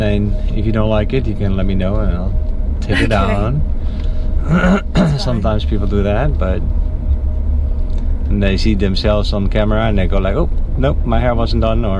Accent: Netherlands; moved away; I'm from the Netherlands.

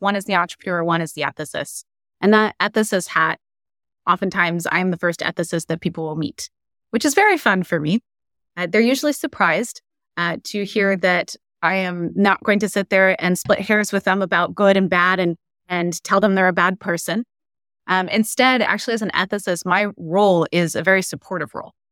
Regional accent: Silicon Valley, California, United States; I grew up in the Silicon Valley, so I grew up around A I.

